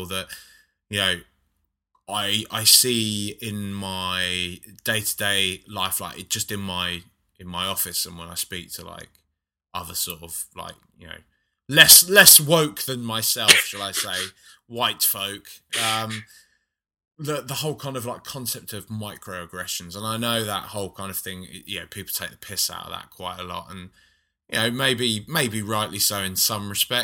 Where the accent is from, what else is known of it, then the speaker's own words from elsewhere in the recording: London, United Kingdom; growing up in London, which is so diverse